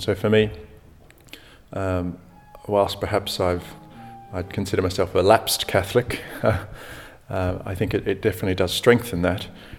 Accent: Australia; I'm from Australia. I'm currently traveling around.

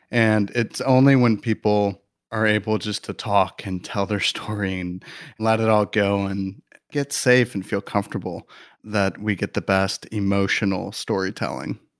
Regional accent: Midwest, United States; moved away as an adult; now in Los Angeles, United States; I'm from Midwest boy

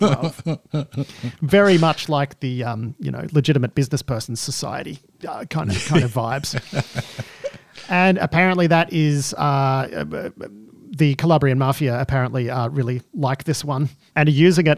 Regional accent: Melbourne, Victoria, Australia; I grew up in Melbourne

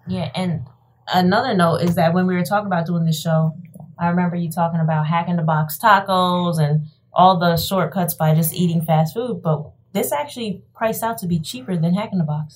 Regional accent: New York, United States; I am from New York

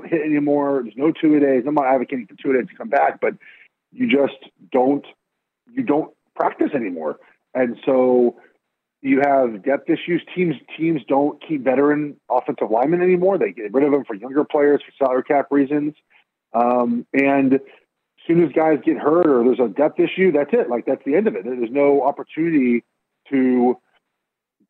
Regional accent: West Coast, United States; I grew up in the West Coast

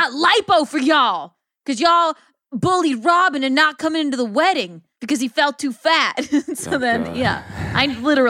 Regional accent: South Carolina, United States; now in New York City, United States; I'm from South Carolina.

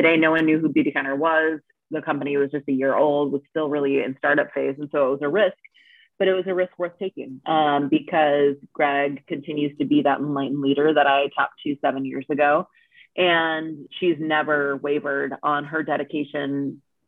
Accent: Minnesota, United States; moved away as an adult; also born or lived in Washington, D.C.; I really started working in Minnesota, where I'm from

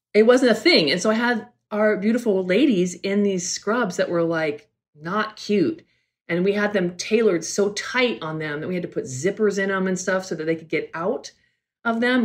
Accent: California, United States; also born or lived in New York; I'm from California. I'm a California girl

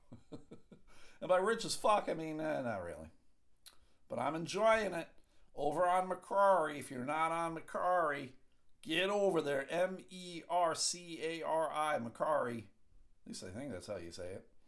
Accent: Buffalo, New York, United States; moved away; I grew up right outside of Buffalo, New York

